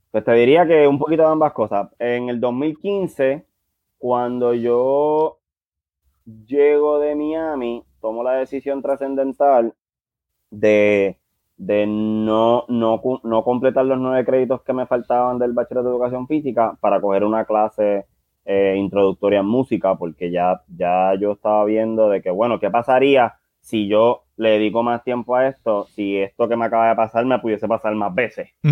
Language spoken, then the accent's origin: Spanish; San Juan, Puerto Rico; somos del barrio Monacillo, la Marina en, en, Río Piedras, ese barrio que corresponde entre Río Piedras y Guaynabo